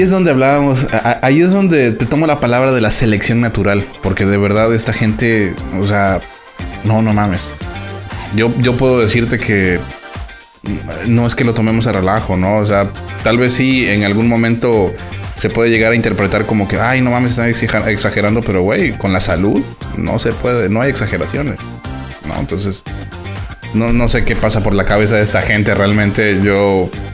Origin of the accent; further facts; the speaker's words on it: Mexico; somos mexicanos